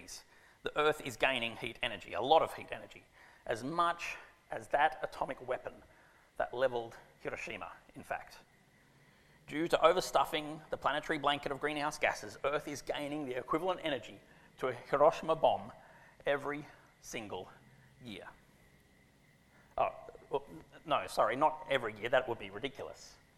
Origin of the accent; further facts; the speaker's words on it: Sydney, New South Wales, Australia; also born or lived in Canberra, Australia; I grew up on Ku'ringai land, now live on Gadigal land